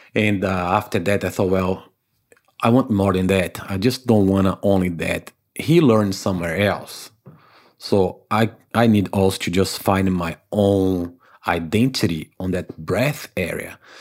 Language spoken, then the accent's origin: English; Salvador, Bahia, Brazil; English is a second language; moved away as an adult; also born or lived in Africa / United States / Canada / Saint Martin; now in New Zealand; I was born in Brazil in a town called Salvador, Bahia, which is the northeast of Brazil.